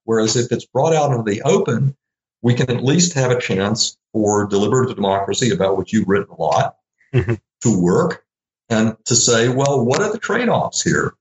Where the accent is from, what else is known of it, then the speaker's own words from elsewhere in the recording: Little Rock, Arkansas, United States; I grew up in Little Rock, Arkansas